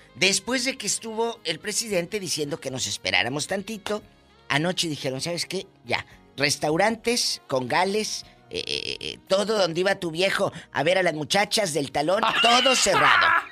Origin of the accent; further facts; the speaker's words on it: Matamoros, Tamaulipas, Mexico; mi tierra, en mi Matamoros querido